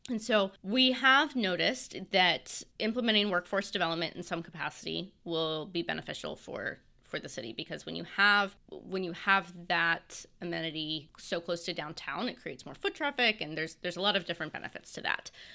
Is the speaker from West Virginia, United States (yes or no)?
yes; Morgantown, West Virginia, United States; also born or lived in North Carolina / Marion County, West Virginia; now in Fairmont, United States; I'm from Morgantown